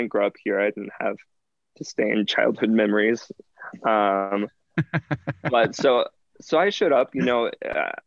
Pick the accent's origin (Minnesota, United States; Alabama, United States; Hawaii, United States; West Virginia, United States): West Virginia, United States; also born or lived in New York; now in Colorado Springs, United States; I'm from West Virginia originally